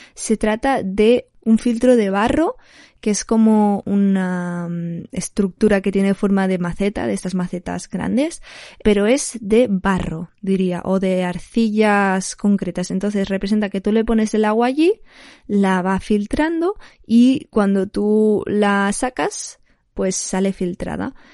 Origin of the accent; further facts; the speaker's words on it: Barcelona, Catalonia, Spain; soy de Barcelona.